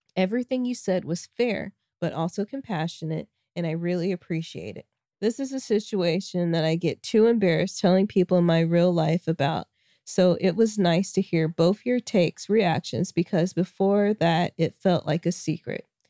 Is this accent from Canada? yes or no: no; Arkansas, United States; moved away; also born or lived in Kansas; Arkansas, my home state